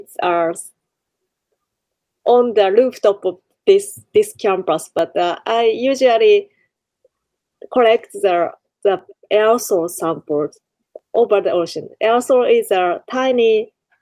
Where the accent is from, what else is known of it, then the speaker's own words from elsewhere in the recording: Kure, Hiroshima, Japan; Kure, my hometown